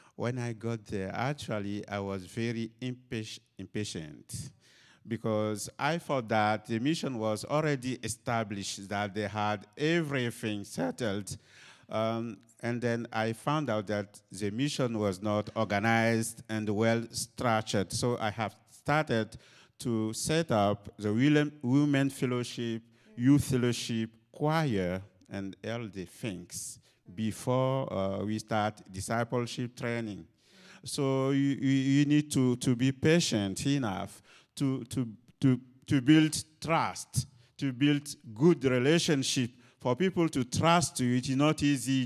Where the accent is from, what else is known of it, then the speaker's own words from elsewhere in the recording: Côte d’Ivoire; moved away; I'm originally from Cote d'Ivoire